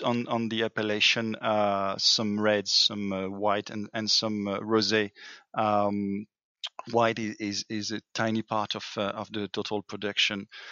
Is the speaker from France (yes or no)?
yes; France; accent: French; English is a second language; my French accent